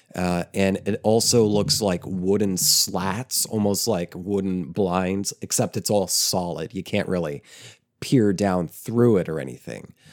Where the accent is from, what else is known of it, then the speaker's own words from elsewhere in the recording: small town in eastern Oklahoma, United States; also born or lived in New Jersey; the town I would later end up um, living and growing up in.